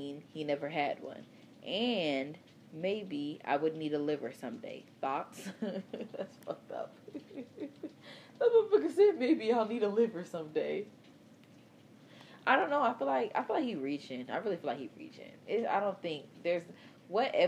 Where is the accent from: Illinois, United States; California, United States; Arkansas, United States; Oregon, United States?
Illinois, United States; Chicago; I'm from Chicago